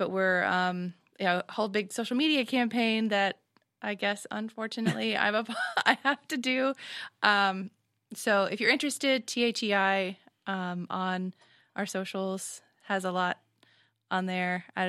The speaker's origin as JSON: {"language": "English", "town": "Nashville", "region": "Tennessee", "country": "United States", "said": "from Nashville, Tennessee."}